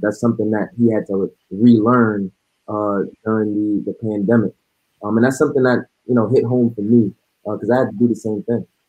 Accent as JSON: {"language": "English", "town": "New York City", "region": "New York", "country": "United States", "moved": "yes", "lives_now": "Frisco, United States", "said": "I'm originally from New York City"}